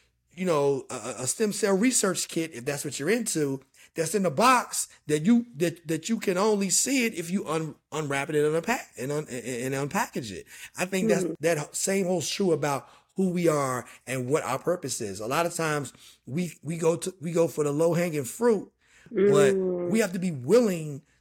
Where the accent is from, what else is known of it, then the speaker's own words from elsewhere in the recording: Dunbar, West Virginia, United States; moved away as an adult; also born or lived in Charleston, West Virginia; born in Charleston, raised in Dunbar, just outside of Charleston